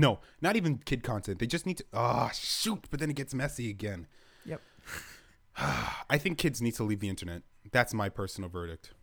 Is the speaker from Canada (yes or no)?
yes; Canada; I'm Canadian